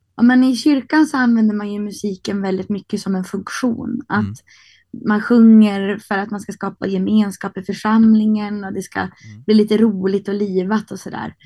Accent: Härnösand, Västernorrland County, Sweden; moved away as an adult; also born or lived in Sundsvall / Rättvik, Dalarna; now in Stockholm, Sweden; jag växte upp på Höga Kusten men jag blev vuxen i Stockholm

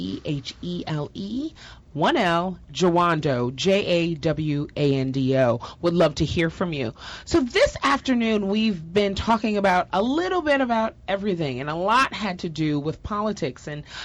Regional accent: New York, United States; So I'm from New York for our listeners, and every now and then I'm going to say something like car or door, and then you'll hear it come out. But growing up in New York

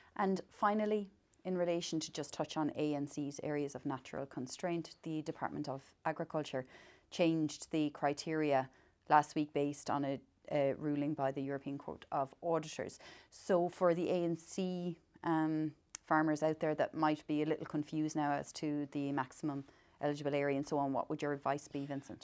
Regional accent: the West of Ireland, Ireland; I'm from the West

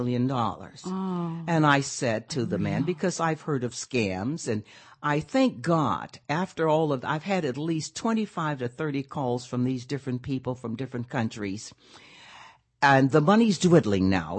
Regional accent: Pine Bluff, Arkansas, United States; my hometown, I'm from Pine Bluff, Arkansas

